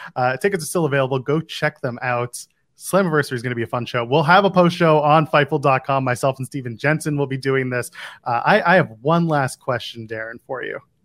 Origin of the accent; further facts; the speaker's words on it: Nepean, Ontario, Canada; from Nepean, my hometown